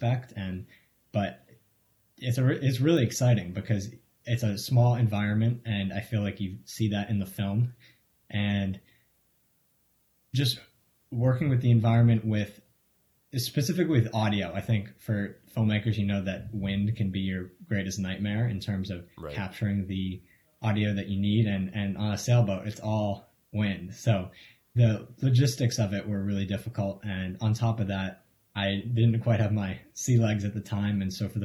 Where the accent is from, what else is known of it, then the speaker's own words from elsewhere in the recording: Marion, Massachusetts, United States; I grew up in Marion, Massachusetts